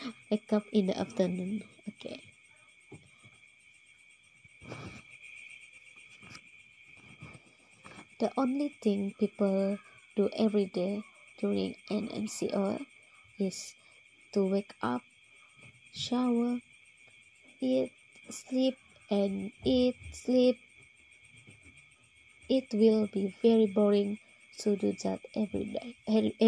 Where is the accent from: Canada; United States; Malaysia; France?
Malaysia; Sabah; I am from Sabah